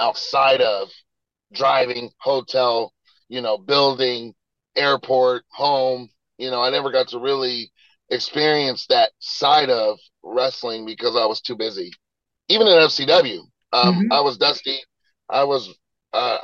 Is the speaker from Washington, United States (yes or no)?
no; Illinois, United States; my home state